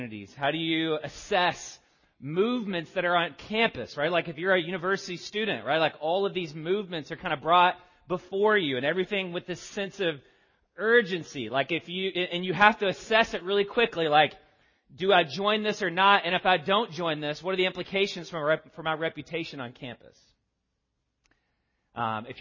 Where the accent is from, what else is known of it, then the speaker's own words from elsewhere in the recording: the South, United States; As a Southerner